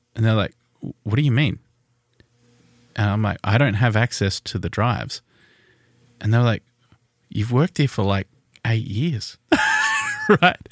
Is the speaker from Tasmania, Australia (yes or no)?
yes; Tasmania, Australia; we are Australian, if you didn't know. We're from Tasmania.